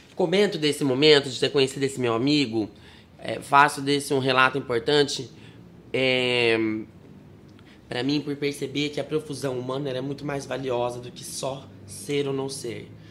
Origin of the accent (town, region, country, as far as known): Sarutaiá, São Paulo, Brazil; born or raised there; also born or lived in Marília